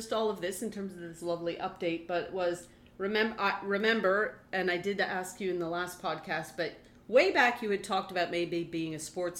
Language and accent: English; Quebec, Canada